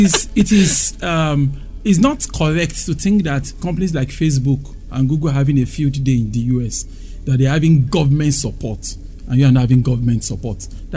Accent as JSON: {"language": "English", "country": "Nigeria", "said": "So I'm saying that a true innovator"}